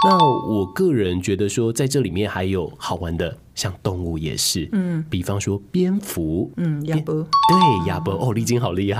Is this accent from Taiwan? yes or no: yes; Taiwan; 我们长在台湾，大部分的人可能在家里的呃母语是华语以及台语。